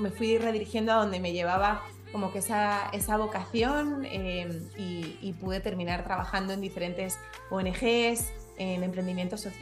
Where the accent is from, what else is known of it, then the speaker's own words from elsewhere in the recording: Madrid, Community of Madrid, Spain; moved away as an adult; also born or lived in France / Belgium / China; now in Panama; yo nací y crecí en Madrid